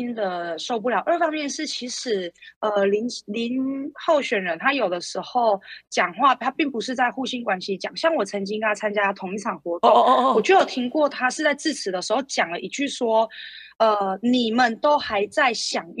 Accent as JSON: {"language": "Chinese", "region": "Nantou County", "country": "Taiwan", "said": "哇，他对平价定义跟我们南投人不一样。"}